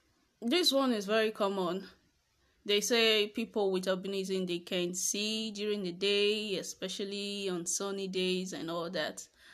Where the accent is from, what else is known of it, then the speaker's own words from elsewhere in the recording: Edo, Nigeria; I am from Edo State.